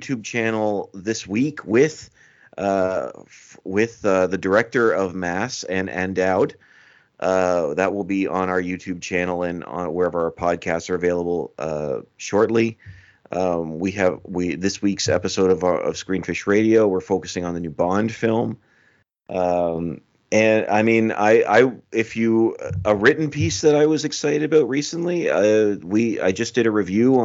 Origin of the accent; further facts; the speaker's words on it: Canada; accent: Canadian; my Canadian accent